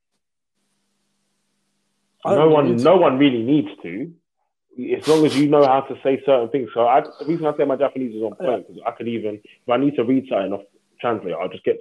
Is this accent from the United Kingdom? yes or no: yes; London, United Kingdom; I'm from London